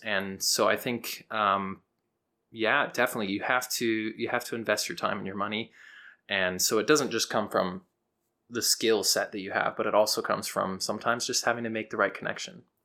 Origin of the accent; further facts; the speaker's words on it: Houston, Texas, United States; I'm a countertenor from Houston, Texas